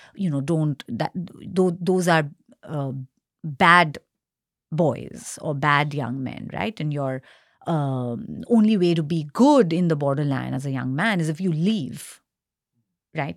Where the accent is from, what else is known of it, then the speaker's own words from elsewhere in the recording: Kolkata, West Bengal, India; now in Singapore; I'm from Kolkata, uh, and in quotes, Indian, Indian Bengali